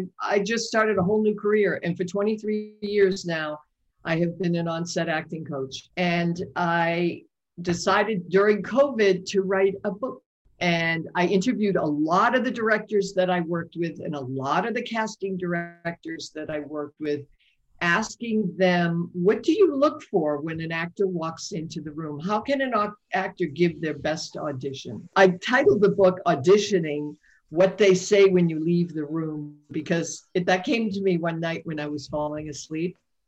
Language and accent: English; Boston, Massachusetts, United States; I was raised in Boston. I'm one of seven children.